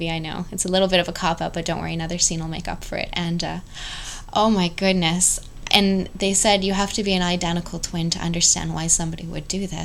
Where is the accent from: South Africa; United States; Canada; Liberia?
Canada; we're both Canadian.